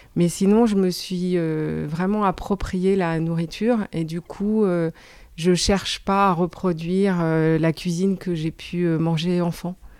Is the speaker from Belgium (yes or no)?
yes; Brussels, Brussels-Capital Region, Belgium; moved away as an adult; now in France; j'ai grandi en Belgique. Je suis venue en France euh, pour faire mes études de droit quand j'avais 18 ans.